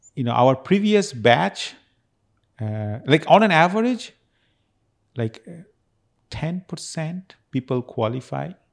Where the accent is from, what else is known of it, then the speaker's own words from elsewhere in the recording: Kolkata, West Bengal, India; moved away as an adult; also born or lived in Las Vegas, United States; now in Houston, United States; I actually came back to my hometown in Calcutta